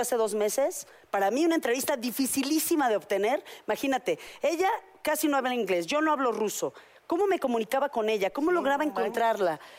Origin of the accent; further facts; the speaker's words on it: Mexico; yo todavía me crié en México